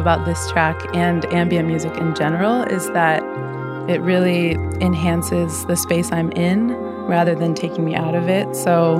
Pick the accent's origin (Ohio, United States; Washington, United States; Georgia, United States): Washington, United States; Seattle; Here in Seattle.